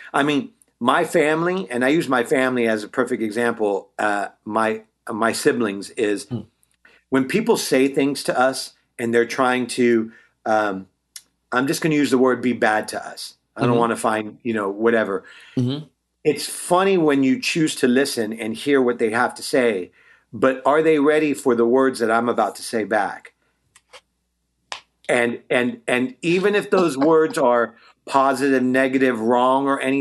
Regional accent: Bay Area, Northern California, United States; also born or lived in Walnut Creek / Concord; now in Los Angeles, United States; I'm originally from the Bay Area, NorCal

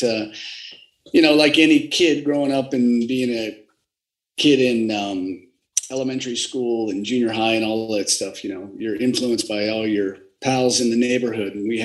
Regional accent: San Diego, California, United States; also born or lived in Pasadena; family moved to San Diego. And so I claim to be from San Diego because I've lived here most of my life

